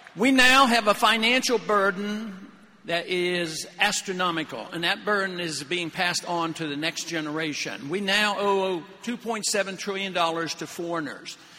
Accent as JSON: {"language": "English", "town": "Pittsburgh", "region": "Pennsylvania", "country": "United States", "tie": "born or raised there", "said": "I was raised in Pittsburgh"}